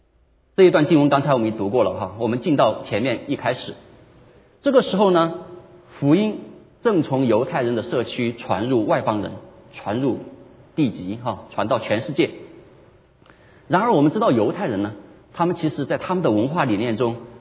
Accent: China; 我们中国人喜欢说一句话，叫做"修身齐家"。

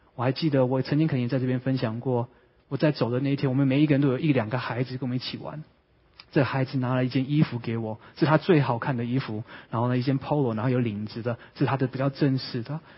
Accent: Vancouver, British Columbia, Canada; now in San Francisco Bay Area, United States; 我是温哥华长大的

